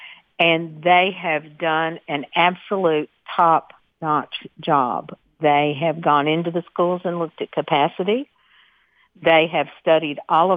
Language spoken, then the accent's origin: English; Murfreesboro, Tennessee, United States; I was educated here. I am from Murfreesboro. My family actually still lives on a farm that we have owned since 1842